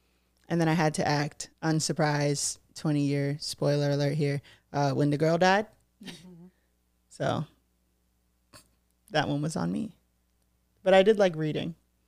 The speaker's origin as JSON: {"language": "English", "town": "Brockton", "region": "Massachusetts", "country": "United States", "said": "I'm from Brockton, Massachusetts."}